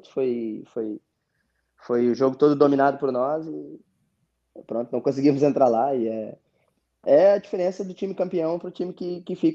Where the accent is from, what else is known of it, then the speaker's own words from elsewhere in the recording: Rio Grande do Sul, Brazil; now in Portugal; É, o nosso sotaque lá no sul também é forte. É, é, mas é, eu sou, a minha mulher é portuguesa, né, Jorge?